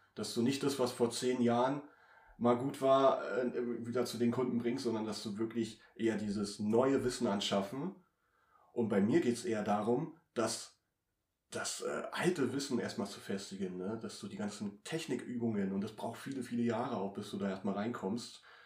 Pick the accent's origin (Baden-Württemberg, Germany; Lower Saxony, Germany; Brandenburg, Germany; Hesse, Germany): Brandenburg, Germany; Treuenbrietzen, near Potsdam; ich komme ja aus Trömbrizen, also ich wohne ja eine Stunde entfernt hier von Potsdam